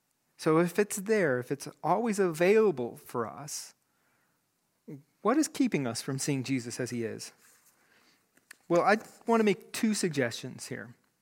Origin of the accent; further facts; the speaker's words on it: Greeley, Colorado, United States; these high school friends of mine from my youth group growing up in Greeley, Colorado.